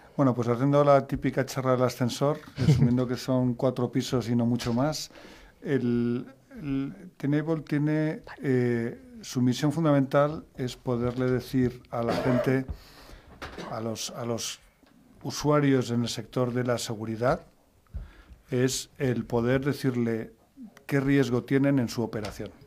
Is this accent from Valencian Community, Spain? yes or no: no; Madrid, Community of Madrid, Spain; yo soy de Madrid